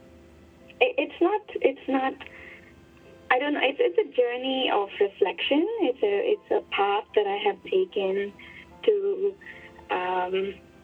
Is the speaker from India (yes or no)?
yes; India; now in Hong Kong; I grew up in India.